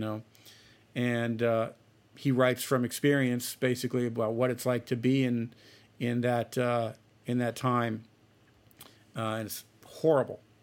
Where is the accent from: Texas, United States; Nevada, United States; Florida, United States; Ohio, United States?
Ohio, United States; Celina; moved away; I'm from a, a small town in Ohio. It's called Salina. Um, it's spelled with C E L I N